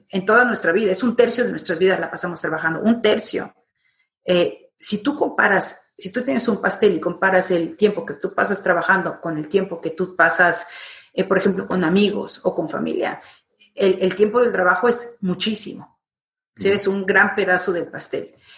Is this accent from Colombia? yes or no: no; Mexico; now in Madrid, Spain; estoy en Madrid, soy mexicana, eh, pero y he estado trabajando y viviendo por varias partes del mundo, pero ahora desde hace 15 años me encuentro en Madrid